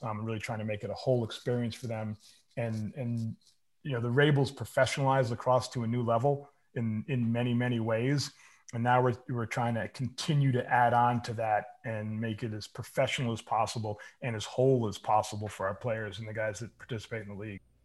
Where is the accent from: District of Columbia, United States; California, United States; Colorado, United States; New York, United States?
New York, United States; Bedford; I grew up in Westchester County in Bedford, New York